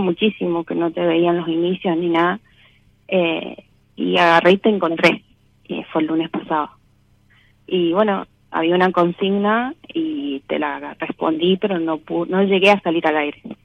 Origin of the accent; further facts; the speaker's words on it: Mendoza, Argentina; De Mendoza.